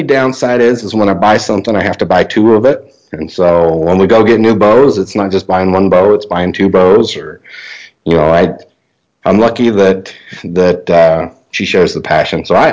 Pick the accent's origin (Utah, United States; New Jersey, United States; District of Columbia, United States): Utah, United States; I spent most of my hunting season in my home state of Utah. I drew a limited entry archery elk tag last year in an area that I grew up in the central part of the state